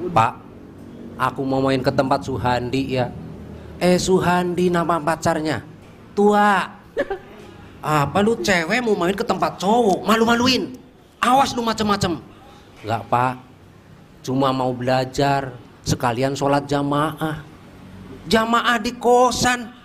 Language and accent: Indonesian; Cilacap, Central Java, Indonesia; saya dari Cilacap dan saya tukang nasi goreng.